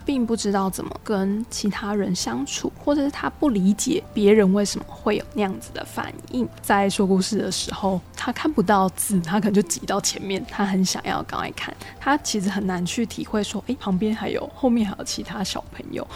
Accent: Taiwan; 台语、客语或原住民语，其实又有另外一层意义，是因为它是我们的母语

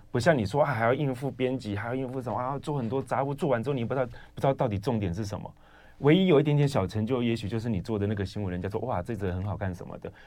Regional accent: Yunlin County, Taiwan; now in Changhua, Taiwan; 我们老家在云岭啊

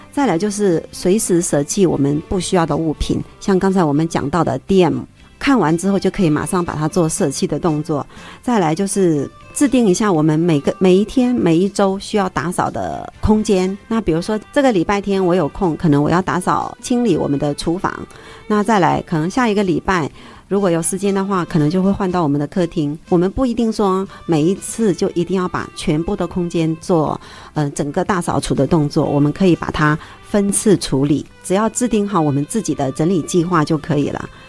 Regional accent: Henan, China; now in Taiwan; 我们河南人

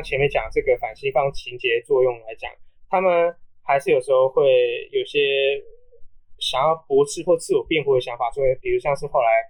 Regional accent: Taiwan; 我们台湾人

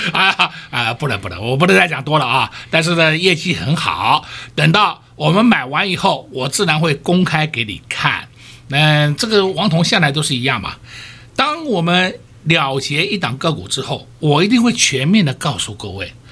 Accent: Taiwan; 我们台湾人

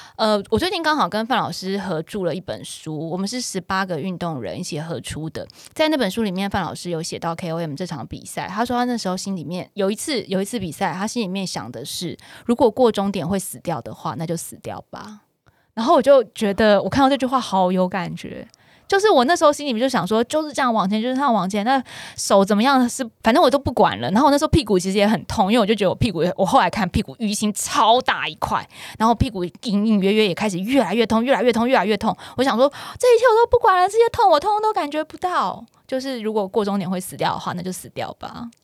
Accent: Taiwan; 我们台湾人

